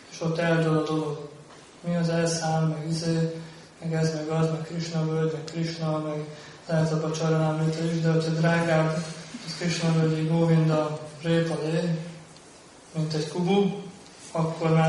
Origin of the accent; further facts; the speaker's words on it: Hungary; mi, mint magyar bakták